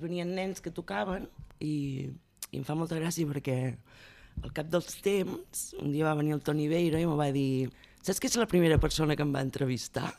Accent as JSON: {"language": "Catalan", "town": "Olot", "region": "Catalonia", "country": "Spain", "tie": "born or raised there", "said": "Jo sóc d'Olot i allà pues, vaig començar també a fer els pastorets, amb, amb la gent del barri fèiem obres de teatre"}